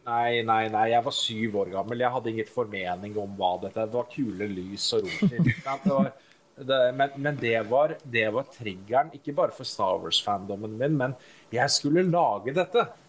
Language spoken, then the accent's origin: Norwegian; Oslo, Norway; Jeg vokste opp på Nordstrand uh, i Oslo